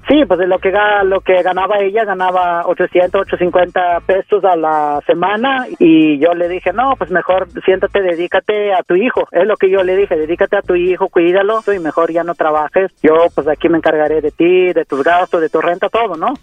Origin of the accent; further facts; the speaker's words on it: Mexico City, Mexico; moved away; also born or lived in Oaxaca; yo soy de Oaxaca, pero eh, todo el tiempo me la he pasado en la Ciudad de México. En Ciudad de México crecí más que nada